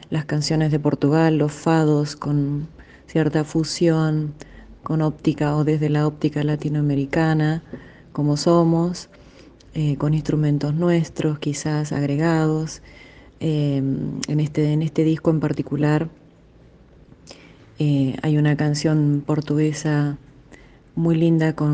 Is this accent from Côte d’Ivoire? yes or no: no; Argentina; somos argentinos, músicos argentinos que nos dedicamos al fado, a la música emblemática de Portugal la canción de Portugal.